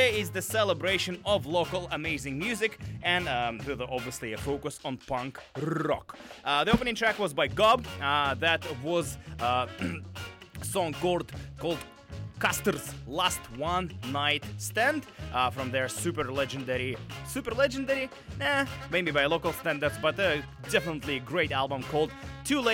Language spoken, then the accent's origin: English; Russia; now in Vancouver, Canada; I'm from Russia as well